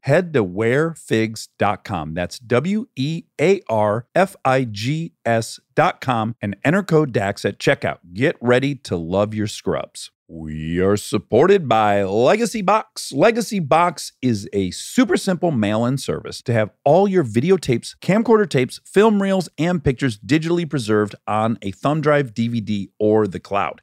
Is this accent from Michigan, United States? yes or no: yes; Michigan, United States; moved away; I also grew up in a very blue-collar area of Michigan